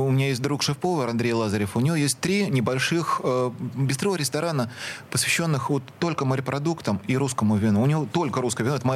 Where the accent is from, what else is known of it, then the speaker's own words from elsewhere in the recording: Saint Petersburg, Russia; мы никогда не забываем, что мы питерцы.